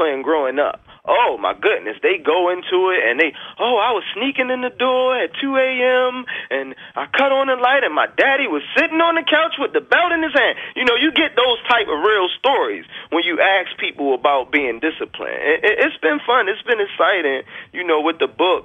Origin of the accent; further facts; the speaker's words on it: Baltimore, Maryland, United States; I'm from Baltimore